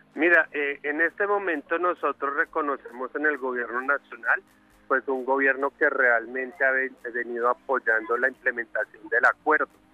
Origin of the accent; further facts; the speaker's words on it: Colombia; los colombianos